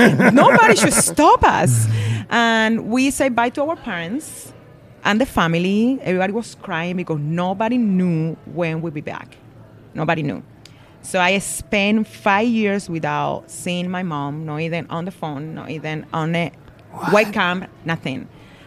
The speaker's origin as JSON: {"language": "English", "country": "Cuba", "tie": "born or raised there", "also_born_or_lived": "Las Vegas", "second_language": "English", "moved": "as an adult", "lives_now": "United States", "said": "I'm born and raised in Cuba. So, I moved to U.S. at the age of 22, straight from Cuba to Las Vegas."}